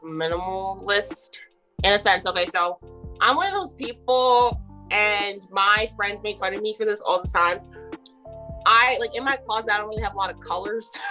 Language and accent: English; New Jersey, United States; moved away as an adult; now in Maryland, United States; I'm actually from New Jersey